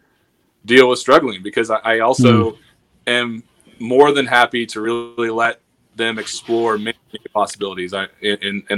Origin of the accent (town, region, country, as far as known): Western Illinois, United States; born or raised there